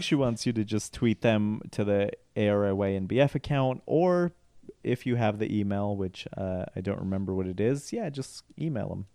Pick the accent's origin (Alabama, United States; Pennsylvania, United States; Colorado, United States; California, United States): Colorado, United States; I'm from Colorado